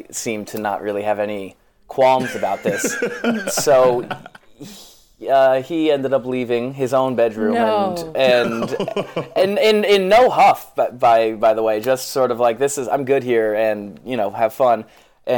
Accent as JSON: {"language": "English", "town": "Westport", "region": "Connecticut", "country": "United States", "said": "I'm from Westport, Connecticut"}